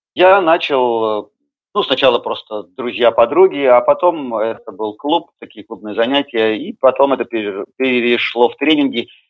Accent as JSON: {"language": "Russian", "town": "Yekaterinburg", "region": "Sverdlovsk Oblast", "country": "Russia", "tie": "born or raised there", "said": "Я родился и вырос э, в Екатеринбурге, и постоянное место жительства э, Екатеринбург"}